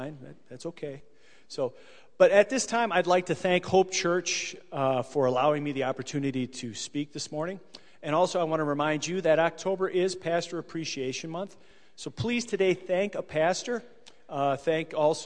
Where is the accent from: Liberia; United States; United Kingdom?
United States; Dubuque, Iowa; moved away as an adult; also born or lived in Wisconsin; I was born and raised in Dubuque, Iowa. I am a Dubuquer